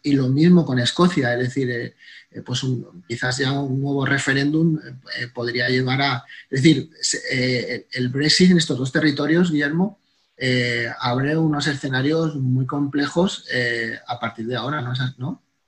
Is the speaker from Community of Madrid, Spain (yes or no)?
yes; Madrid, Community of Madrid, Spain; ambos somos madrileños, somos de la misma generación